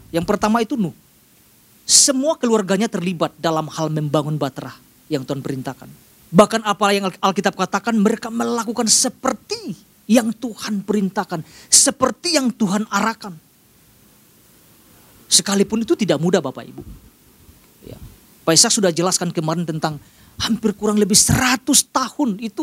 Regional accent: Sumatra, Indonesia; Dan kebiasaan juga yang saya lihat di daerah saya di, di, di Sumatera.

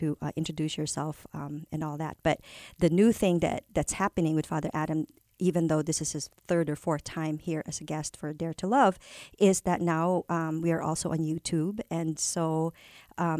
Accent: Philippines; first language Tagalog; English is a second language; now in United States; I grew up in the Philippines. My first language is Filipino, Tagalog from Manila, and then Filipino

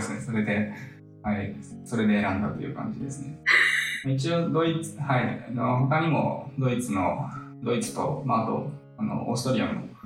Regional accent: Chiba, Japan; moved away as an adult; now in Germany; 千葉県出身なんですけど

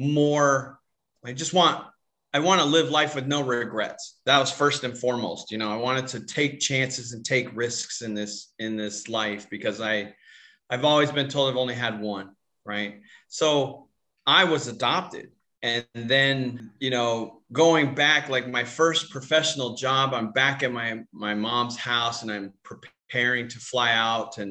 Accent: Tucson, Arizona, United States; moved away as an adult; I grew up in Tucson, Arizona.

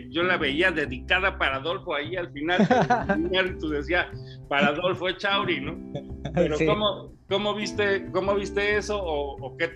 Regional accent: Mexico City, Mexico; ya no soy chilango, pero tampoco soy de Torreón. Y allá no soy local y aquí tampoco.

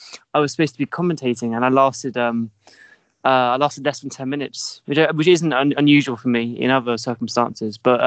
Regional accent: Staines, South East England, United Kingdom; I come from Staines in Surrey

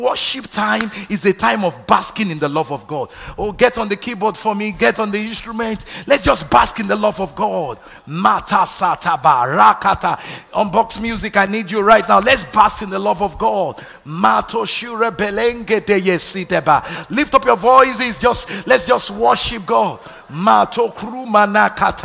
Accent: Nigeria; moved away; growing up in Nigeria

